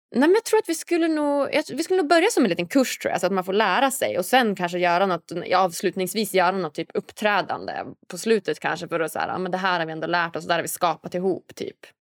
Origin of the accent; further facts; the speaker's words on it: Norrland, Sweden; moved away; Jag är ju hemma i Norrland nu